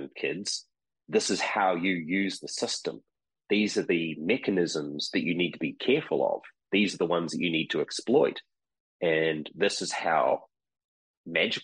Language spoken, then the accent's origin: English; New Zealand; moved away; growing up in New Zealand, which is where I'm from originally